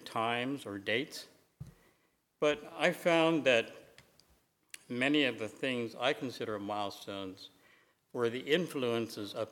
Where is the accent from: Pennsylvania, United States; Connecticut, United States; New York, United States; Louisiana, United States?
Pennsylvania, United States; Lancaster County; As a boy growing up in Lancaster County, my world pretty well revolved around home, church, and school.